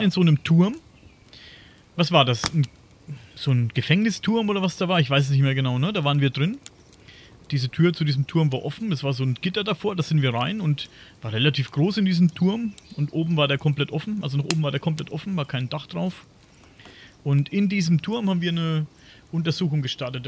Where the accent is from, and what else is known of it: Coburg, Bavaria, Germany